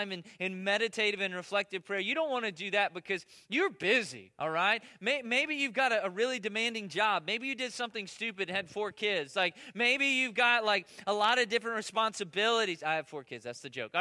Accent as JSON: {"language": "English", "country": "United States", "said": "I'm American"}